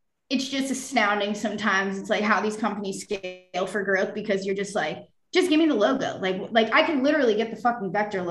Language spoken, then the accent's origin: English; New York City, New York, United States; also born or lived in California / Colorado / South Florida; now in New York, United States; I'm from Brooklyn, New York. I've lived between New York, California, Colorado, and South Florida